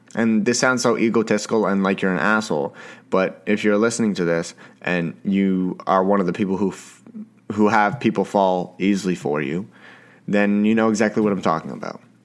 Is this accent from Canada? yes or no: yes; Canada; I am a Canadian, Canadian boy